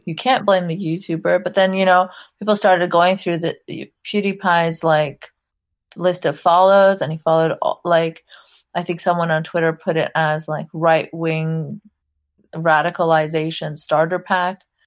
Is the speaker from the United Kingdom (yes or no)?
no; Saudi Arabia; I grew up in Saudi Arabia. I'm of Pakistani background